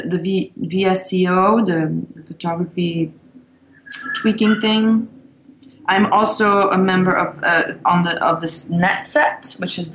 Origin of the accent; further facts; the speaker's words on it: Belgium; moved away as an adult; also born or lived in London, United Kingdom / New York, United States; now in Los Angeles, United States; growing up in Belgium. I was in the suburbs.